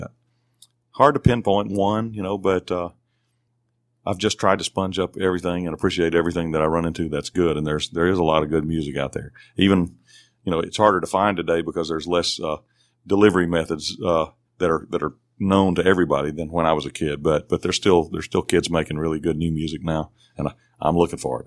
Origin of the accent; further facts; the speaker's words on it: Belmont, Mississippi, United States; Belmont, Mississippi is my hometown